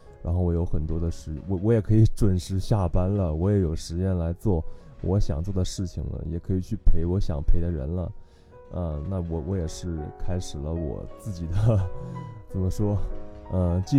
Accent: Kaifeng, Henan, China; now in Shanghai, China; 我来自河南开封，目前在上海工作，我是一名产品视觉设计师。

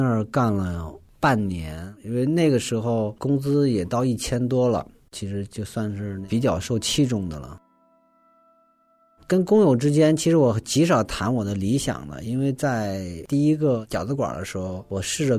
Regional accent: Northeast China, China; accent: Northeastern Mandarin; 因为我是东北人嘛，然后那个东北话老是改不过来，后来就买录音机录磁带，一个字儿一个字儿弄，感觉你自己说都是普通话，但你一录听，嗯，怎么都是东北话呀？

